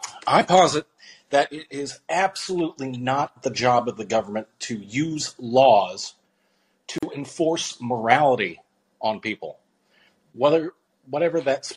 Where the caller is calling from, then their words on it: Washington, United States; No, Washington State.